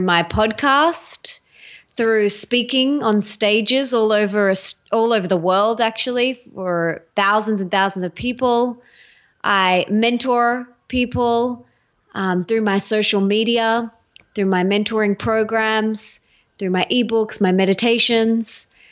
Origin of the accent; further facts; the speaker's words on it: Australia; accent: Aussie; I'm Australian. Um, you can hear my Aussie accent, I'm sure.